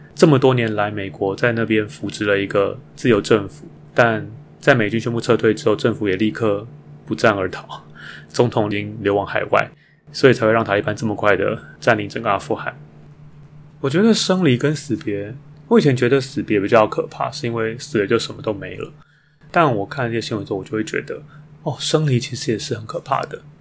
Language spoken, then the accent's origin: Chinese; Taiwan; 如果要成为我的故乡，常住在那里，那我还是会选择台湾